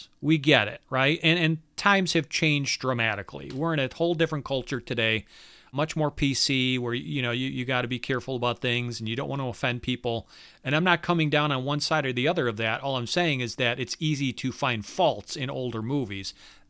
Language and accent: English; Modesto, California, United States; I spent 4 years of my life cruising the main street of my hometown, Modesto, California.